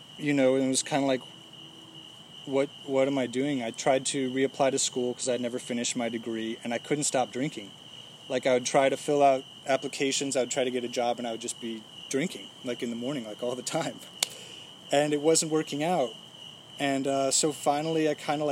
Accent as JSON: {"language": "English", "town": "Fairfax", "region": "Virginia", "country": "United States", "said": "I'm from Fairfax, Virginia"}